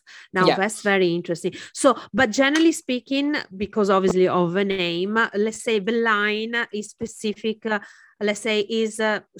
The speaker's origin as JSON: {"language": "English", "region": "Friuli-Venezia Giulia", "country": "Italy", "moved": "yes", "lives_now": "Venice, Italy", "said": "I'm from Friuli."}